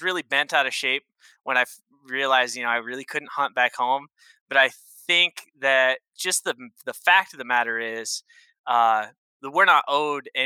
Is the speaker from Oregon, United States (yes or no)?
yes; Northeast Oregon, United States; now in Wyoming, United States; I grew up in Northeast Oregon. We're talking the high desert side of the state